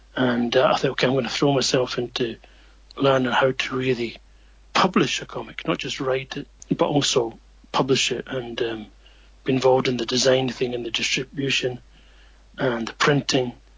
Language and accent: English; Edinburgh, Scotland, United Kingdom; moved away as an adult; now in Japan; my own small circle there growing up in Scotland.